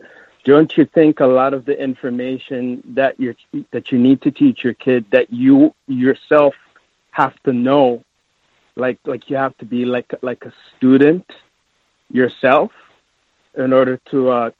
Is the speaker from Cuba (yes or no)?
no; Canada; I'm from Canada.